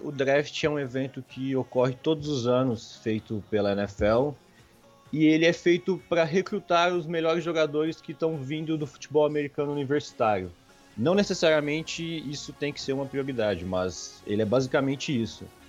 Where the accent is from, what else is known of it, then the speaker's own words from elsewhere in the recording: Franca, São Paulo, Brazil; sou de Franca, interior de São Paulo